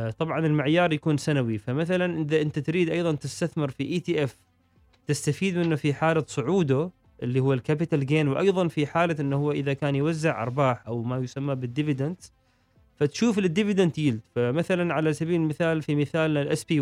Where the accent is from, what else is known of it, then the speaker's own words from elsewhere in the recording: Oman; نحن عندنا في عمان مثلا صناديق متداولة مشتركة